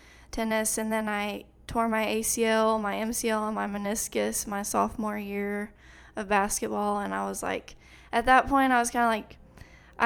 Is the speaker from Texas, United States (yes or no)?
yes; Clarendon, Texas, United States; moved away as an adult; also born or lived in Lubbock, Texas; now in College Station, United States; I grew up with my dad in Clarendon